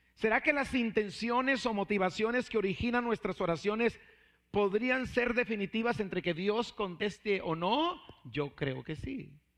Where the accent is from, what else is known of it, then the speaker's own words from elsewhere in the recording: Mexico; siendo mexicanos